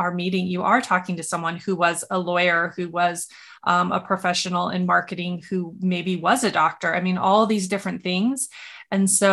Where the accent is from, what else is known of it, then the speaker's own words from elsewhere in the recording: Montana, United States; I grew up in Montana